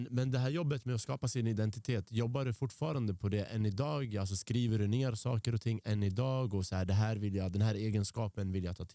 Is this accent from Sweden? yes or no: yes; Sweden; Och jag är ändå uppvuxen i Sverige, för vi pratade typ om dina föräldrar och deras svårigheter att integrera sig. Bror, jag har bott här sedan jag var fem år gammal.